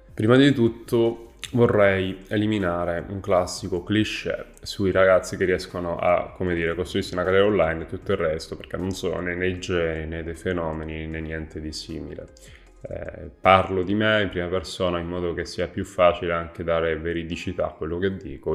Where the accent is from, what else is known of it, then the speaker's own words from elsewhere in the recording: province of Trapani, Sicily, Italy; Sono nato in provincia di Trapani, in questo piccolo paesino